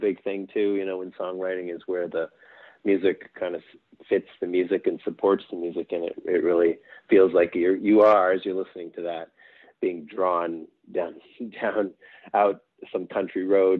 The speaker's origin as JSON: {"language": "English", "area": "Eastern Townships", "region": "Quebec", "country": "Canada", "tie": "born or raised there", "also_born_or_lived": "Montreal / Calgary", "moved": "yes", "said": "I didn't grow up in Montreal. I grew up in the rural, speaking of the country roads. So I grew up in the rural part of Quebec, kind of an area called the Eastern Townships. So if you're in Montreal, it would take you about, say, an hour or a bit to get out there."}